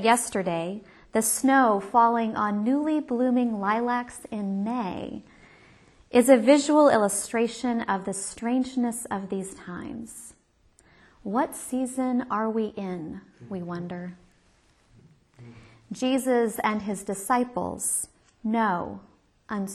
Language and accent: English; Kansas, United States; I'm from Kansas, where the Wizard of Oz is our formative myth